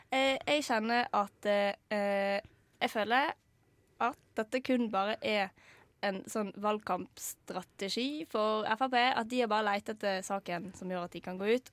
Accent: Vestland, Norway; ryktet til meg som vestlending

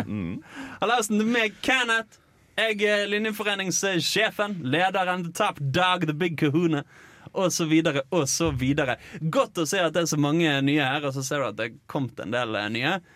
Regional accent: Eastern Norway, Norway; jeg kommer faktisk fra Østlandet

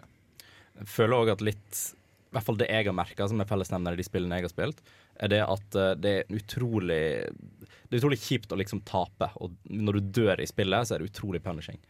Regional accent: Voss, Vestland, Norway; moved away as an adult; now in Trondheim, Norway; jeg kommer fra Voss

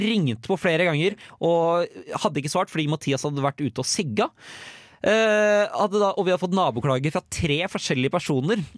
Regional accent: Tønsberg, Vestfold, Norway; moved away; var jeg og Henrik, som jeg bor sammen med, hjemme i Tønsberg og Nøtterøy

